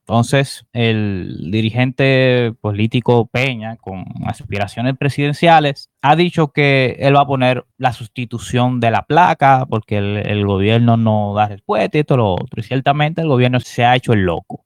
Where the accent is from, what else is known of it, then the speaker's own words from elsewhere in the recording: Dominican Republic; nuestra identidad como dominicanos